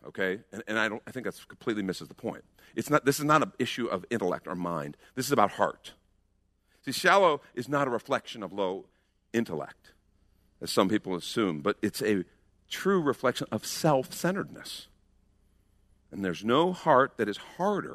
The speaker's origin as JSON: {"language": "English", "country": "United States", "said": "We're American Christians"}